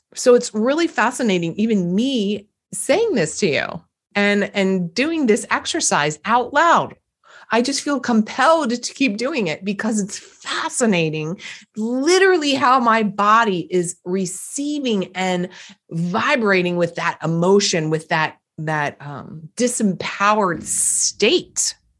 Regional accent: East Coast, United States; accent: East Coast; my East Coast accent comes up every now and again when I'm tired

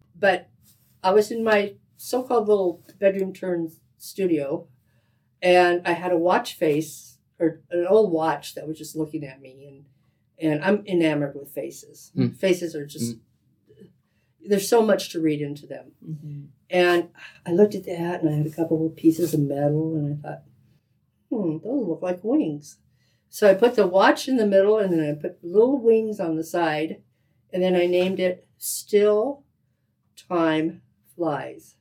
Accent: Yakima, Washington, United States; now in Silver Valley, United States; I'm originally from Yakima, Washington, okay. born and raised over there

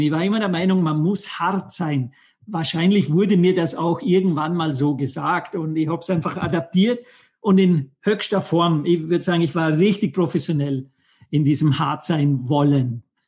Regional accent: Vorarlberg, Austria; ich bin aus Vorarlberg, Österreich, am wunderschönen Bodensee aufgewachsen

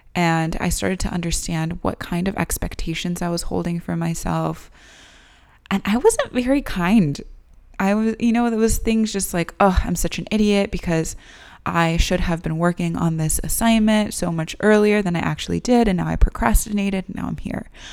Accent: United States; I was born and raised here in the United States

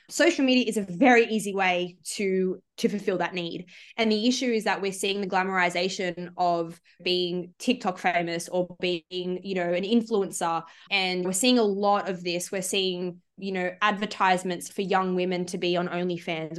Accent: Sydney, New South Wales, Australia; I'm from the Shire in Sydney

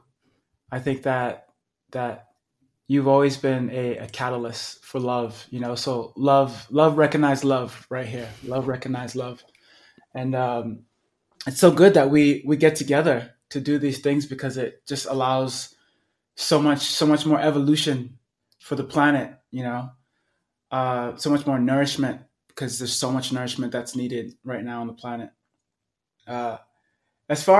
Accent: New York City, New York, United States; now in Sedona, United States; growing up in Brooklyn, New York

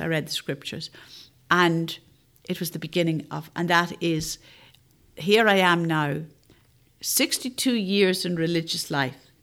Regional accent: Northern Ireland, United Kingdom; moved away; I'm from Northern Ireland

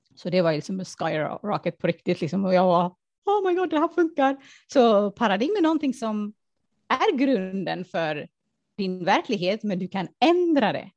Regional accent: Afghanistan; moved away; det kom ju från min barndom att jag såg fattigdom. Jag kom ju från Afghanistan och det är krig, krig och fattigdom och allt det där

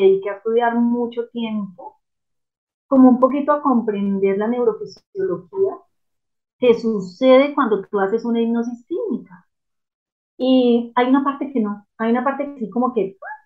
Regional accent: Manizales, Caldas, Colombia; yo crecí en una, en Manizales de Colombia, una ciudad pequeña, tradicional

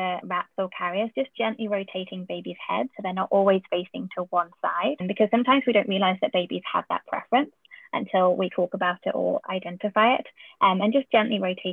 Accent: United Kingdom; accent: UK; moved away; my accent that I have in the UK

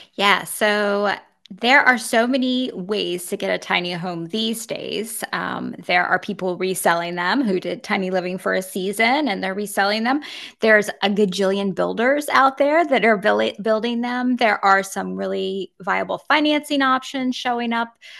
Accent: Virginia, United States; moved away as an adult; also born or lived in Nevada / Florida; I grew up in Virginia

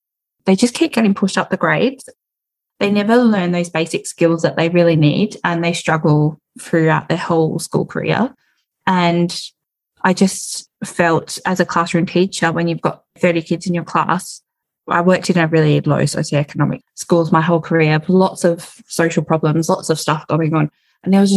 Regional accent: Perth, Western Australia, Australia; I'm from Perth, WA

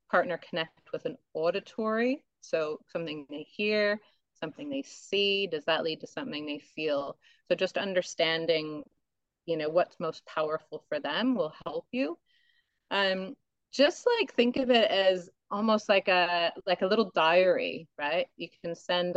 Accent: United States; now in Australia; I'm American

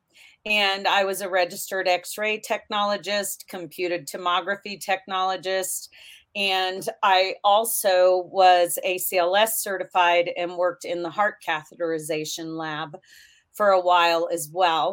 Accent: Kansas, United States; also born or lived in Nebraska; I was born in Kansas, but grew up back and forth between Kansas and Nebraska.

